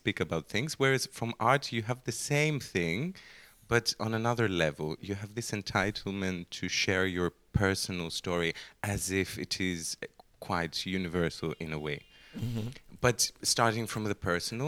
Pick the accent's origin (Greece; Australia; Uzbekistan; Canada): Greece; Athens, Attica; I'm from Athens